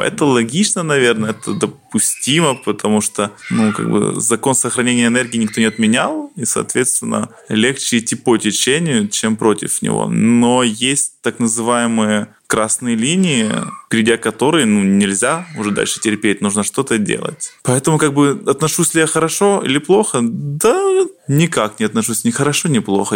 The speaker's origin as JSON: {"language": "Russian", "town": "Slavutych", "region": "Kyiv Oblast", "country": "Ukraine", "tie": "born or raised there", "also_born_or_lived": "Poltava, Ukraine", "lives_now": "near Kyiv, Ukraine", "said": "Родился я в городе Полтава, там я изначально рос, потом я жил в Киевской области, и после Чернобыльской аварии родители поехали на ликвидацию аварии на ЧАЭС. Ну и, соответственно, я переехал потом в город Славутич"}